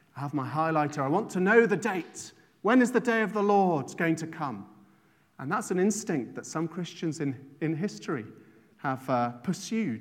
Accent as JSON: {"language": "English", "region": "England", "country": "United Kingdom", "tie": "born or raised there", "moved": "as an adult", "lives_now": "Ireland", "said": "I didn't grow up here. I grew up in England"}